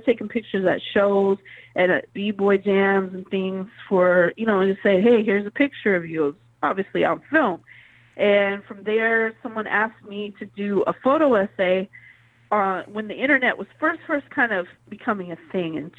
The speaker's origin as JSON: {"language": "English", "region": "Pacific Northwest", "country": "United States", "tie": "born or raised there", "also_born_or_lived": "the South (US)", "moved": "yes", "said": "she brought me up to the Pacific Northwest, so I was fortunate to be raised"}